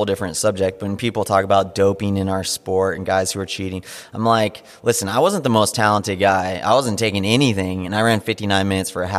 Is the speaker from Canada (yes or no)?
no; Big Bear Lake, California, United States; I grew up in Big Bear Lake, which is a tiny little mountain town in Southern California